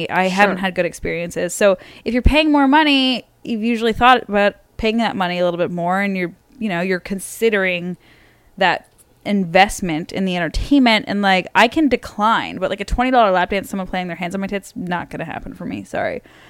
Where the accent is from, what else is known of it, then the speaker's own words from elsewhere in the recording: suburb of Toronto, Ontario, Canada; So when I say I'm Canadian, so I'm really from Ontario, which is like outside of, which is a province. And I was born in like a suburb of, you know, around Toronto.